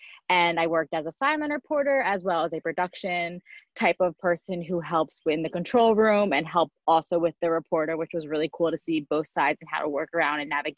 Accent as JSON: {"language": "English", "region": "New Jersey", "country": "United States", "said": "I am from New Jersey, went to school at Michigan State, and now I'm going to be moving out to California in just a few short days to be for my full-time job"}